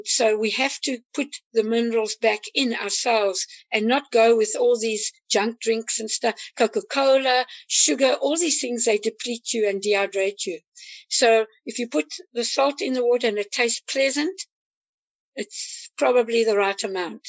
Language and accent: English; South Africa; now in United States; I'm actually African American, I'm from South Africa